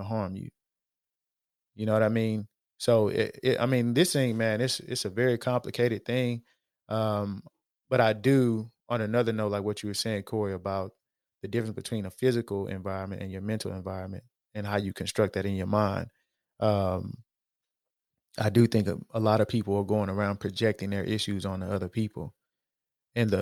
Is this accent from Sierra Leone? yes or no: no; Houston, Texas, United States; when I was growing up in Acres Homes